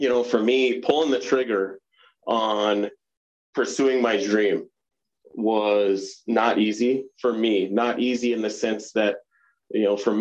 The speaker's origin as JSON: {"language": "English", "town": "Pelican Rapids", "region": "Minnesota", "country": "United States", "tie": "born or raised there", "moved": "as an adult", "lives_now": "Montana, United States", "said": "you and I grew up together in Pelican Rapids, Minnesota"}